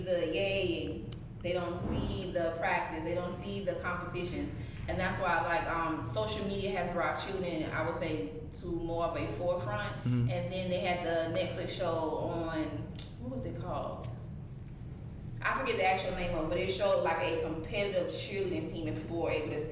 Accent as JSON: {"language": "English", "town": "Gadsden", "region": "South Carolina", "country": "United States", "tie": "born or raised there", "said": "I'm originally from Gadsden, South Carolina, but I always tell people Columbia because nobody knows where Gadsden is"}